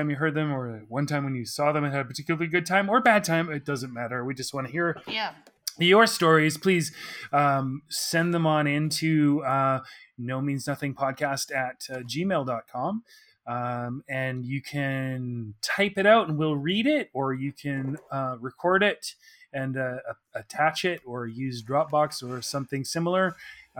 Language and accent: English; Oak Bay, British Columbia, Canada; I'm from Oak Bay.